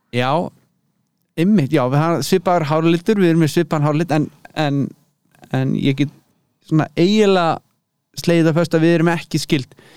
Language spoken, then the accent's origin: Icelandic; Hvanneyri, Western Region, Iceland; moved away as an adult; also born or lived in Berlin, Germany; now in Leipzig, Germany; ég er uppalinn á Kvanneri í borgarverði